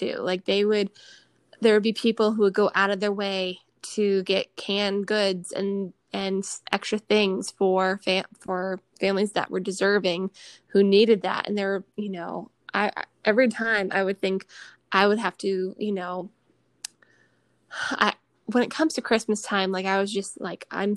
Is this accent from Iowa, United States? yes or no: no; Detroit, Michigan, United States; I grew up in Michigan in the Detroit area